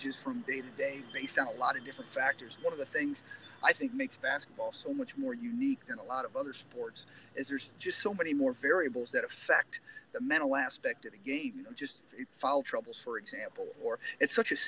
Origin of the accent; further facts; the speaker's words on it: Northwest Ohio, United States; moved away as an adult; now in Angola, United States; I grew up in Northwest Ohio. I grew up on a pig farm out there.